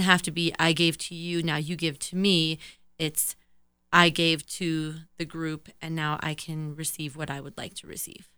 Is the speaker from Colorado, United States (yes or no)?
yes; Colorado Springs, Colorado, United States; also born or lived in California; in junior high, we moved to Colorado from California, and I've been here ever since